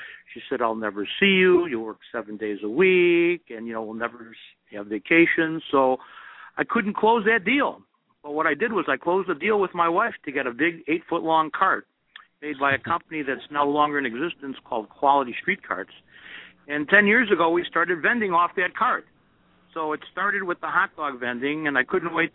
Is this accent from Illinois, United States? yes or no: yes; Chicago, Illinois, United States; also born or lived in Carbondale, Illinois; I, you know, was born and raised in Chicago